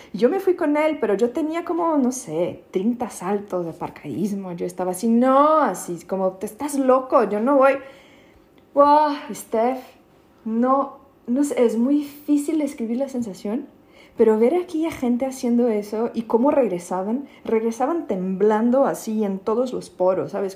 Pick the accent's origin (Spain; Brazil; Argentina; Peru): Brazil; São Paulo; Spanish is a second language; moved away as an adult; also born or lived in Mexico / United States; now in Berlin, Germany; en São Paulo de donde soy